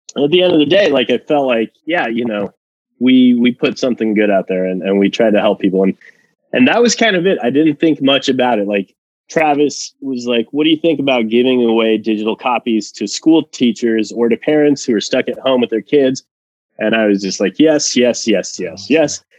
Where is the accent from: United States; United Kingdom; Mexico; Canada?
Mexico; moved away; I'm originally from Mexico